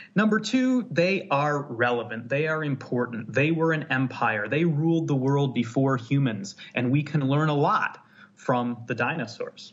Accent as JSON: {"language": "English", "area": "near Chicago", "region": "Illinois", "country": "United States", "tie": "born or raised there", "moved": "as an adult", "lives_now": "Scotland, United Kingdom", "said": "I'm in Scotland now, but I grew up in the Midwest. I grew up near Chicago, but out uh, in the countryside"}